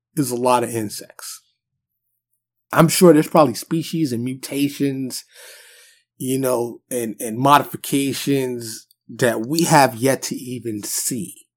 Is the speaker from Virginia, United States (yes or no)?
no; New York City, New York, United States; now in Texas, United States; born and raised in New York City, mostly Harlem and the Bronx